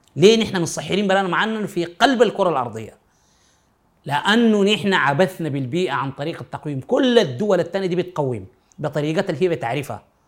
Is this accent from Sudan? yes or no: yes; Sudan; عندنا في السودان في غرب السودان